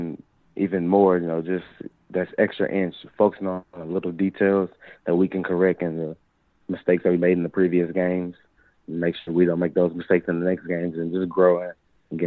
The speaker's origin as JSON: {"language": "English", "town": "Mobile", "region": "Alabama", "country": "United States", "tie": "born or raised there", "said": "the best part about growing up in Alabama, the way I was, you know, the way I grew up, was just the family, the little family environment, you know, growing up in a city like Mobile"}